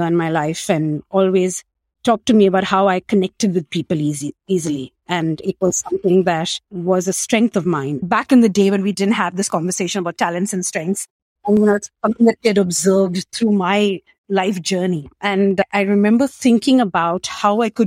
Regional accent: Mumbai, Maharashtra, India; moved away as an adult; also born or lived in Australia; I grew up in Mumbai, India, small city, 22 million people

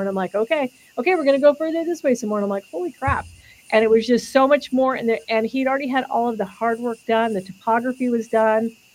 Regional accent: California, United States; I grew up in California also

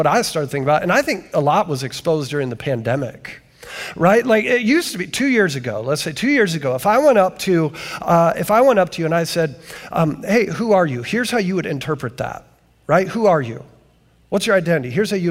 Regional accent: Canton, Ohio, United States; I come from Canton, Ohio, the 9th most miserable city

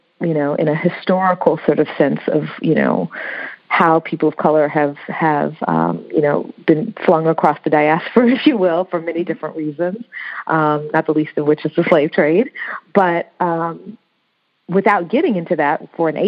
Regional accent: United States; first language English; I'm American, but when I, here I'm a Black American

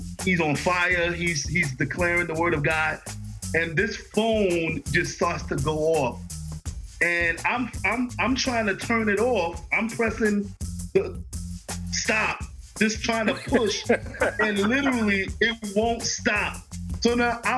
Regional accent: New York City, New York, United States; moved away as an adult; also born or lived in Astoria, Queens / Long Island / Connecticut; now in Virginia, United States; I'm born and raised in the Bronx. I was born in Jacoby Hospital in the Bronx.

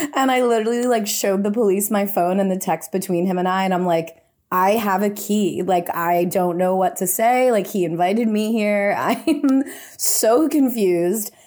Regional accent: India; accent: Indian; my Indian accent

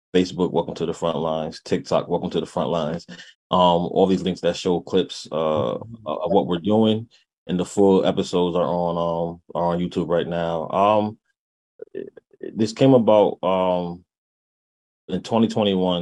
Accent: New Haven, Connecticut, United States; moved away as an adult; now in Hartford, United States; born and raised in New Haven. Um, uh, resident of Hartford right now

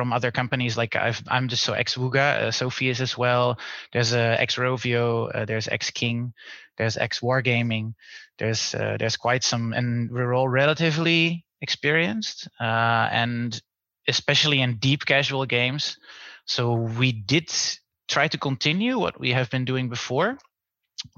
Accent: Netherlands; accent: Dutch; English is a second language; moved away as an adult; now in Berlin, Germany; I'm from the Netherlands, as you can hear from my Dutch accent, and but I'm based in Berlin.

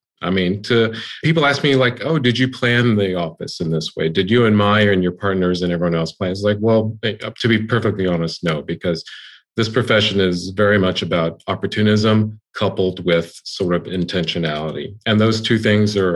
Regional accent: Houston, Texas, United States; now in Austin, United States; I grew up in Houston.

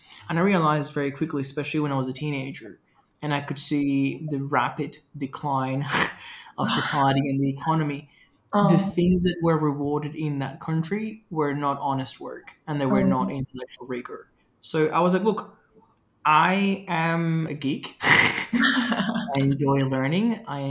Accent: Venezuela; My experience growing up in Venezuela was really interesting because there was a lot of like social, political, and economic change.

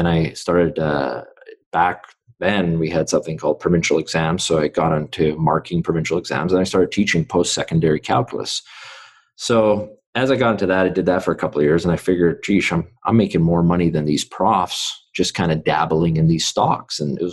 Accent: Vancouver, British Columbia, Canada; born in Vancouver. So I grew up in East Vancouver.

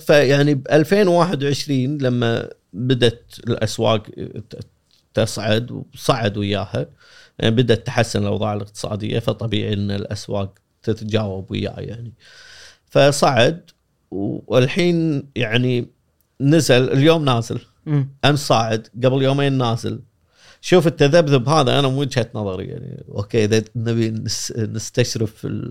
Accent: Kuwait; احنا بالكويت

